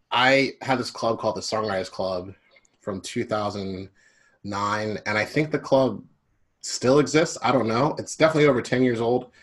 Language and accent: English; Philadelphia, Pennsylvania, United States; also born or lived in Glenside; I was born and raised in Philly.